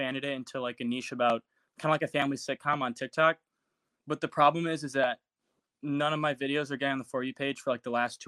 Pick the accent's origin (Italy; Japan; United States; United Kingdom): United States; Chicago, Illinois; I'm from Chicago area, suburbs